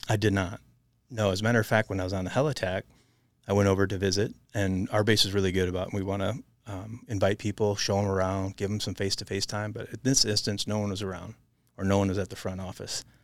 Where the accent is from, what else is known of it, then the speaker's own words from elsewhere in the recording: southern Wisconsin, United States; moved away as an adult; also born or lived in Montana; growing up in Wisconsin